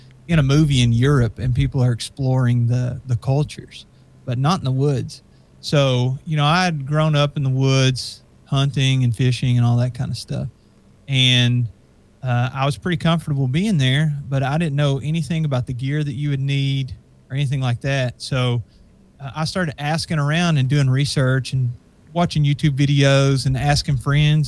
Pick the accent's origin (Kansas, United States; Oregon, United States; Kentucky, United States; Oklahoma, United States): Kentucky, United States; I'm from Kentucky, so Gatlinburg and Pigeon Forge and that kind of stuff is very close to me